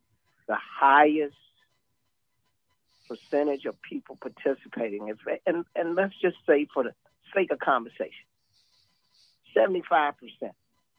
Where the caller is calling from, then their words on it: Georgia, United States; I'm going to step you back to Georgia.